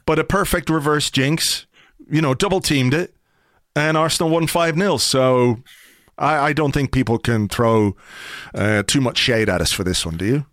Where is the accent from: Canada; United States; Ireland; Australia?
Ireland